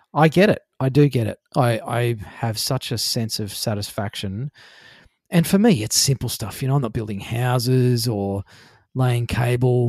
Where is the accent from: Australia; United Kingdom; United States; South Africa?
Australia; Queensland; also born or lived in New South Wales; I was born in New South Wales, but I grew up in Queensland